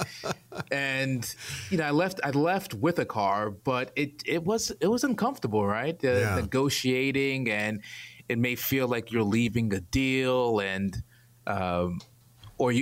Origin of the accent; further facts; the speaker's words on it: New York City, New York, United States; moved away as an adult; now in Atlanta, United States; Born and raised in Brooklyn, New York.